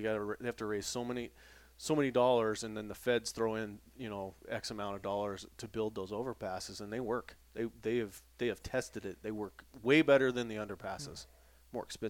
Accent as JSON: {"language": "English", "town": "Jackson", "region": "Wyoming", "country": "United States", "tie": "born or raised there", "said": "I mean, Guy and I grew up in Jackson Hole"}